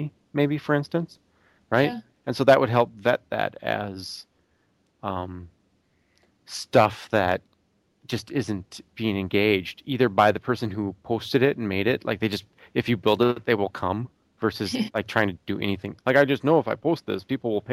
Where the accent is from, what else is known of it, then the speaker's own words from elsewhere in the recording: Buffalo, Minnesota, United States; Buffalo, Minnesota, my hometown